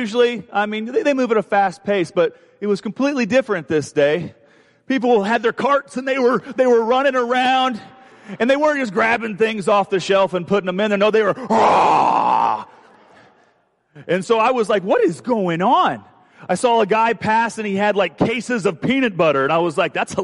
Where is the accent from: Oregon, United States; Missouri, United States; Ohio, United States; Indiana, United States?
Indiana, United States; moved away; I'm from Indiana, and we don't have hurricanes in Indiana.